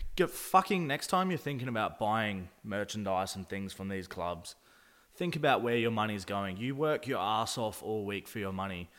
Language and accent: English; Adelaide, South Australia, Australia; we're just using Adelaide as an example because that's where we're from.